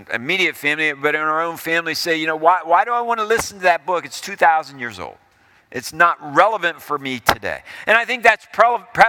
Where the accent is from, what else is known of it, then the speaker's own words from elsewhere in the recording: Ohio, United States; as I was growing up in Ohio, we moved to Ohio in 1970, and I was in the sixth grade.